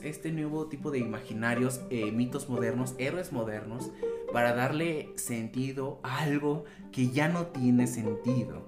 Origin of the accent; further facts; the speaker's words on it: Mexico; para nosotros como mexicanos